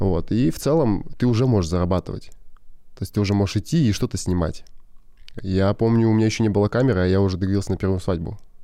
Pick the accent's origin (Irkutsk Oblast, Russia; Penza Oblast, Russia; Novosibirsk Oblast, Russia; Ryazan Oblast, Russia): Irkutsk Oblast, Russia; near Irkutsk; also born or lived in Krasnodar Krai; мы жили в поселке Алха. Это под Иркутском. Мы типа переехали из Краснодара. Да. Вот. Ой, с Краснодарского, Краснодарского края.